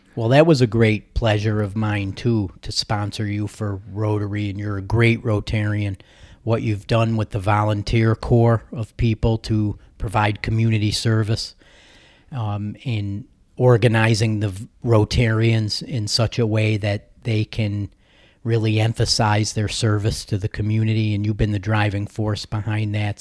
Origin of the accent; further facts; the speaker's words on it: New Hartford, New York, United States; I grew up in the, uh, in central New York, near Utica, New York, New Hartford, actually